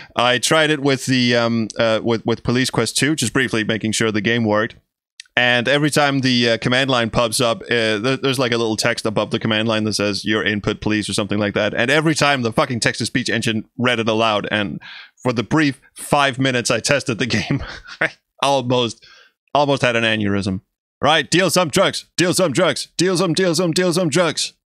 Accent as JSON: {"language": "English", "country": "Denmark", "first_language": "Danish", "second_language": "English", "said": "my native language, Danish"}